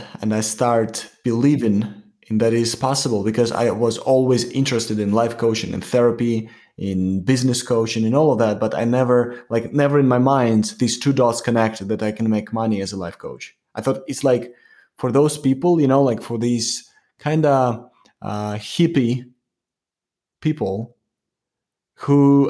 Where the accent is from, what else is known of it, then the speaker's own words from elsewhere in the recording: New York, United States; Yeah, like I'm from New York.